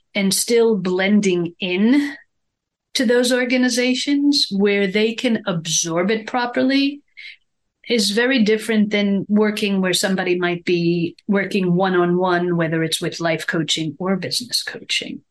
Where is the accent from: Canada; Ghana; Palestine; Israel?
Israel; moved away; growing up in Israel, we're very ingrained in European culture